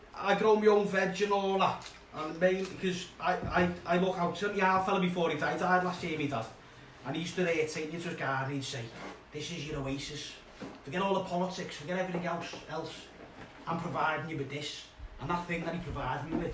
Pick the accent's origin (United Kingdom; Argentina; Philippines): United Kingdom; Merseyside, North West England